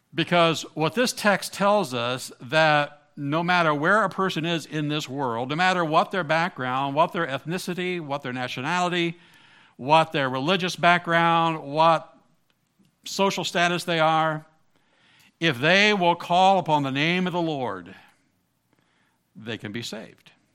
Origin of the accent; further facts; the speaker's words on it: Southern Ohio, United States; I grew up in Southern Ohio, part of the Bible Belt